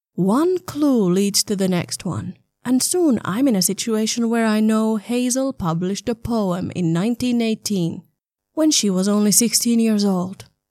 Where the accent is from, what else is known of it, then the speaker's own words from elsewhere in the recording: Southern Finland, Finland; moved away; also born or lived in Berlin; I grew up in a small town in southern Finland